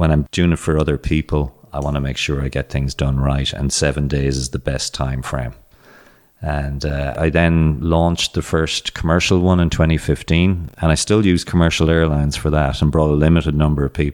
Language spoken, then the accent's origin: English; Ireland; moved away as an adult; also born or lived in Boston, United States / Phoenix, United States; growing up in Ireland